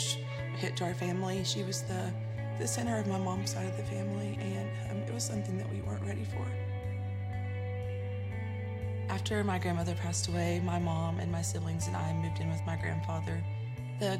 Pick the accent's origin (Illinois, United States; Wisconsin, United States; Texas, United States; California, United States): Texas, United States; Central; I was born in Central Texas to a single mom who was working graveyard at the time.